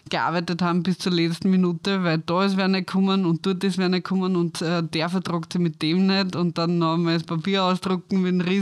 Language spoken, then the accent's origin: German; Styria, Austria; Ja, also ich bin aufgewachsen in der Steiermark und habe dann nach der Matura ein Tourismus-College gemacht